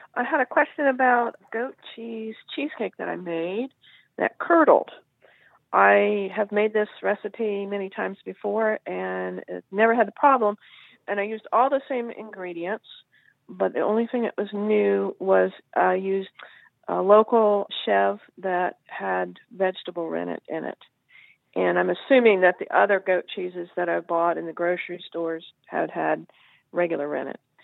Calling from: Batesville, Virginia, United States; Calling from Batesville, Virginia.

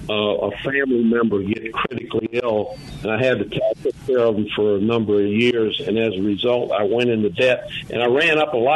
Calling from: Memphis, Tennessee, United States; I'm calling from Memphis.

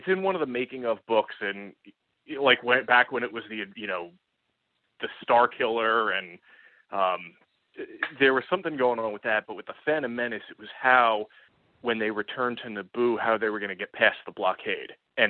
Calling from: Columbus, Ohio, United States; Oh, I'm in Columbus, Ohio.

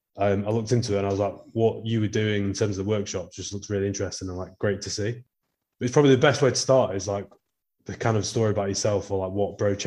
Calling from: Canada; So I'm calling in from Canada

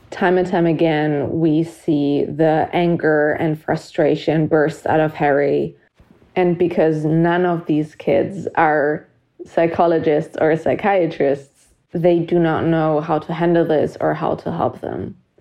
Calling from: Germany; I'm calling from Germany

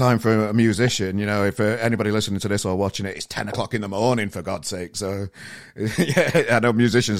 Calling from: Manchester, North West England, United Kingdom; I'm in Manchester today. I live in sunny Manchester, so that's where I'm based.

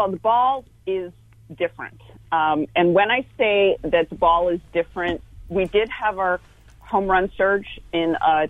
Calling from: Fremont, California, United States; I am in the Bay Area, although East Bay, so I'm out in Fremont. That's just north of San Jose.

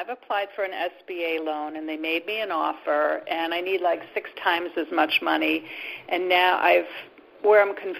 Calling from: Boston, Massachusetts, United States; Hi, Jimmy and Reverend Debbie. … outside of Boston.

